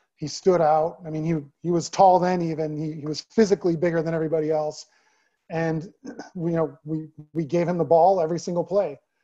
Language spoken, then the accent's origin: English; Naperville, Illinois, United States; moved away as an adult; also born or lived in Maryland; now in Texas, United States; back in my hometown